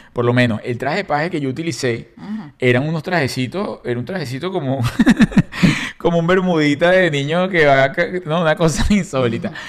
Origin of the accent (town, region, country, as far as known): Caracas, Capital District, Venezuela; born or raised there; moved away